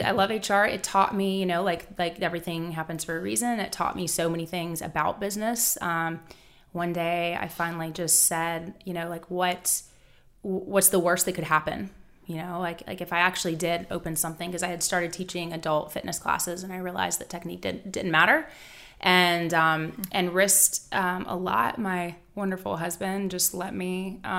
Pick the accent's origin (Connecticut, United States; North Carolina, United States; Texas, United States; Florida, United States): North Carolina, United States; Charlotte; I actually I am from Charlotte. I, I grew up. Um, born and raised here, which doesn't happen very much.